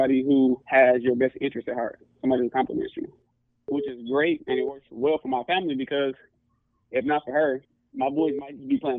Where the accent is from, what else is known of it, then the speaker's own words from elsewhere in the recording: Inkster, Michigan, United States; moved away; I'm from Inkster. And if you know, you know, it's the hood.